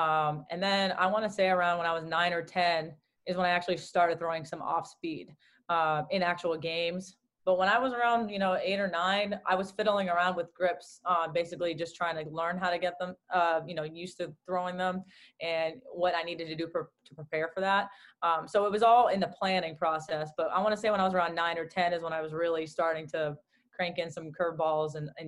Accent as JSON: {"language": "English", "town": "Newton", "region": "Massachusetts", "country": "United States", "tie": "born or raised there", "said": "growing up in Newton, Massachusetts. My dad just wanted to get me out of the house when the weather was nice"}